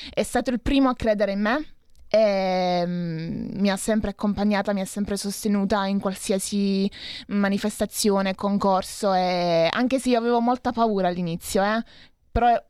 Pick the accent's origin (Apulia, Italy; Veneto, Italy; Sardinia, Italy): Apulia, Italy; Foggia; now in Seregno, Italy; Vengo dalla Puglia.